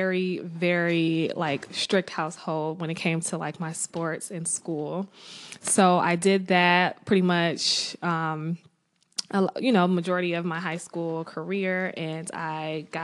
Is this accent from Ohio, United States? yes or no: yes; Maple Heights, Ohio, United States; moved away as an adult; now in Baltimore, United States; I was born and raised in Cleveland, Maple Heights to be exact, little suburb